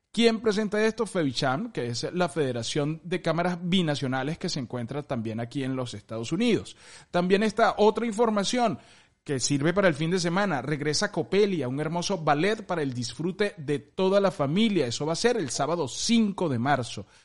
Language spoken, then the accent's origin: Spanish; Venezuela; nosotros que somos venezolanos